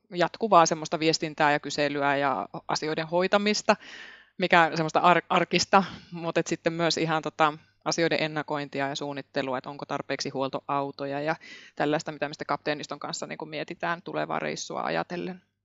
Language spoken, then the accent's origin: Finnish; Imatra, South Karelia, Finland; also born or lived in Helsinki; now in Muurame, Finland; Olen Etelä-Karjalasta, iloisesta Etelä-Karjalasta Imatralta kotoisin ja monen vaiheen kautta tänne Keski-Suomeen päätynyt